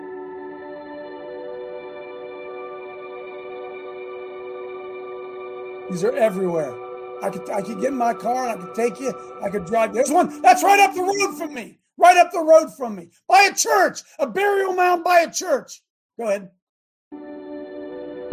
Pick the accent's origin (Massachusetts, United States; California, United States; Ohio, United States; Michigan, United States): Ohio, United States; I live here. I mean, it's my hometown.